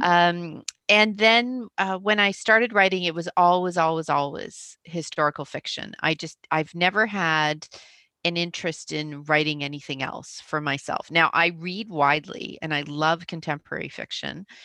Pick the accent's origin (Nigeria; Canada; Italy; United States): Canada; accent: Canadian; also born or lived in Toronto; I live in Toronto, I'm a Canadian, uh, hence the, the funny accent